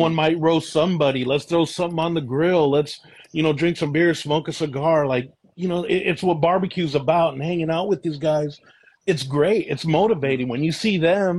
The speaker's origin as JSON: {"language": "English", "town": "Vallejo", "region": "California", "country": "United States", "tie": "born or raised there", "moved": "as an adult", "lives_now": "Contra Costa County, United States", "said": "I grew up in Vallejo, and what brought me out this way was my son"}